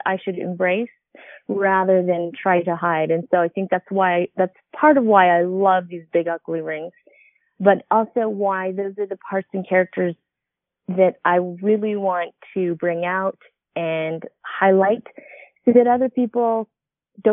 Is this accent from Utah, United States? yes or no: yes; Utah, United States; I grew up in Utah